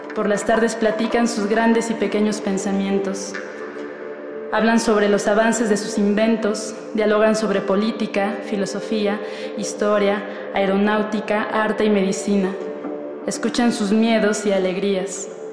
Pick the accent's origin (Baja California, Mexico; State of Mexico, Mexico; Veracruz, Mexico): State of Mexico, Mexico; Naucalpan de Juárez; now in Mexico City, Mexico; nací en el Estado de México, en Naucalpan de Juárez. Actualmente radico en la Ciudad de México